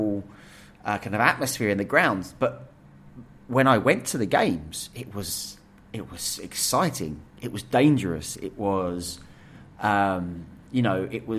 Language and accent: English; Essex, East of England, United Kingdom; we grew up in Essex